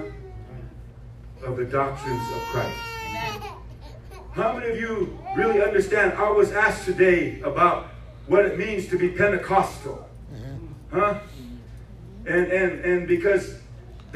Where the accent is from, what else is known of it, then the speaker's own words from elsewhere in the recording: Rosebud Reservation, South Dakota, United States; My home is out there on the Rosebud Reservation. That's where I was born and raised.